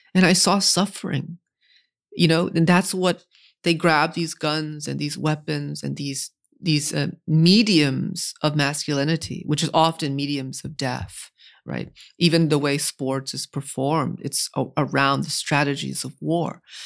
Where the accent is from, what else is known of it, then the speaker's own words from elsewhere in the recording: New England, United States; Growing up in New England